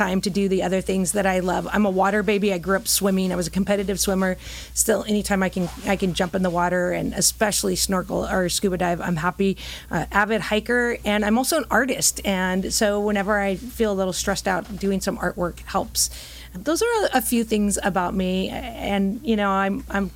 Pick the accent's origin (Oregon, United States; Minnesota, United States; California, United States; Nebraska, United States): California, United States; Huntington Beach; I am an Orange County girl. I grew up in Orange County, did my Girl Scouting experience here. I'm a proud Oiler from Huntington Beach High School